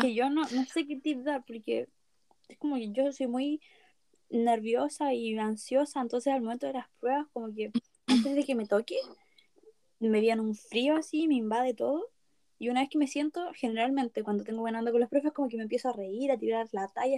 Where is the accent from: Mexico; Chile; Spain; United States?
Chile; en mi país